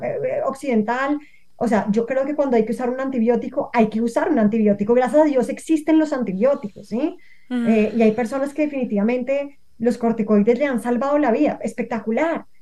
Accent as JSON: {"language": "Spanish", "region": "Bogotá", "country": "Colombia", "tie": "born or raised there", "moved": "yes", "lives_now": "Cali, Colombia", "said": "yo nací en Bogotá, pero yo hoy en día no vivo en Bogotá, vivo en Cali"}